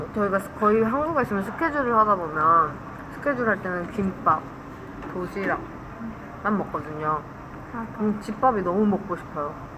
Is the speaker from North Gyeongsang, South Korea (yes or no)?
no; Guri, Gyeonggi Province, South Korea; moved away; 제가 어릴 때 살던 동네 이름이 구리시거든요.